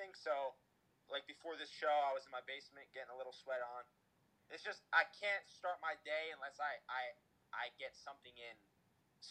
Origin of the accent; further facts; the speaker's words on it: Toms River, New Jersey, United States; Been in Tom's River my whole life, 24 years.